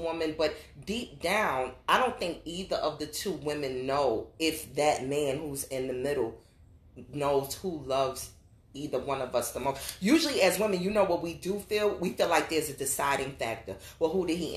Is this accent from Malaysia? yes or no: no; New York City, New York, United States; I grew up in New York City